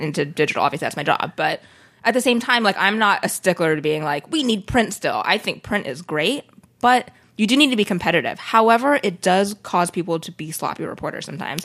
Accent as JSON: {"language": "English", "town": "Sacramento", "region": "California", "country": "United States", "tie": "born or raised there", "said": "I grew up in Sacramento, which is a very diverse city"}